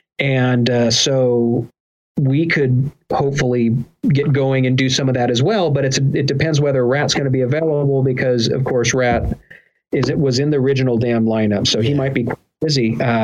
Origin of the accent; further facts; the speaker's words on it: California, United States; I got into languages and I picked up Spanish, from my mom and, also just from growing up in Southern California